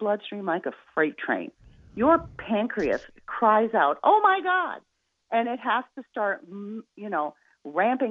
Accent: Midwest, United States; I'm from the Midwest, so I'm really cheap

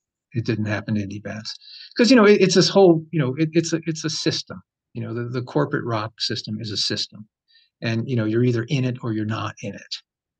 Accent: United States; moved away as an adult; also born or lived in New Jersey / San Francisco; I grew up around New York City.

